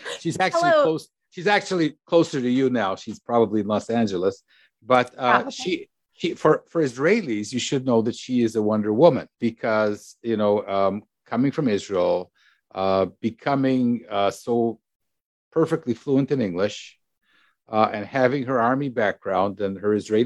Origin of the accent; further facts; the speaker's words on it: Canada; I'm from Canada.